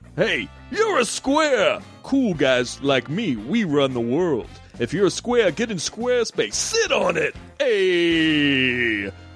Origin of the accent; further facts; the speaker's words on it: Missouri, United States; I grew up in Missouri